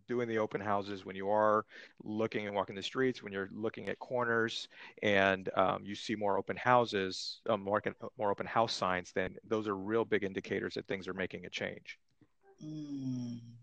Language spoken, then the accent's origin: English; Santa Monica, California, United States; I'm I'm from Los Angeles. I grew up in Santa Monica. I've lived here over 30 years.